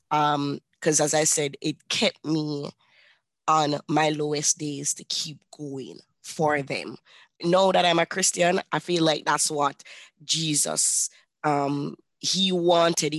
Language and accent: English; Kingston, Jamaica; I was born and raised in Kingston, Jamaica